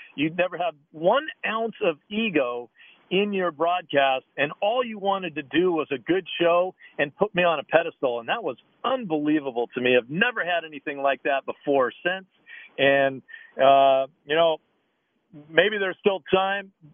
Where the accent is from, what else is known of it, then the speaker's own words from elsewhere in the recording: Oregon, United States; Growing up in Oregon